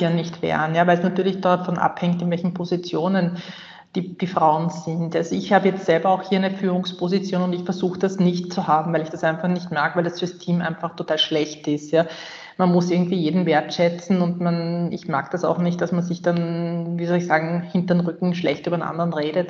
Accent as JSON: {"language": "German", "country": "Austria", "said": "bei uns in Österreich"}